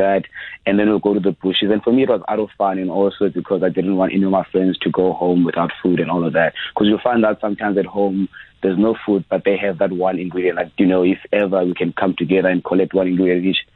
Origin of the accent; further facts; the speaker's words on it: Eastern Cape, South Africa; I grew up in Eastern Cape